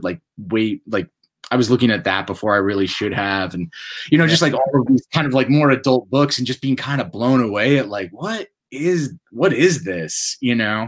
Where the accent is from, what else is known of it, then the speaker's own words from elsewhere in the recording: upstate New York, United States; I grew up in a small town in upstate New York